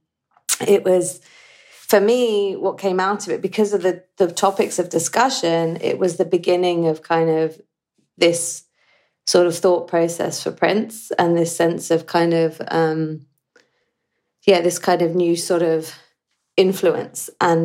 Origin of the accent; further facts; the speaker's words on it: England, United Kingdom; moved away as an adult; also born or lived in United States; growing up in England and then spending lots of time in America